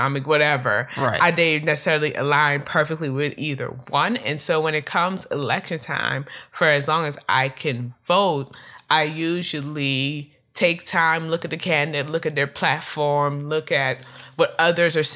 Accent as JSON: {"language": "English", "area": "Prince George's County", "region": "Maryland", "country": "United States", "tie": "born or raised there", "said": "I grew up in Prince George County, Maryland"}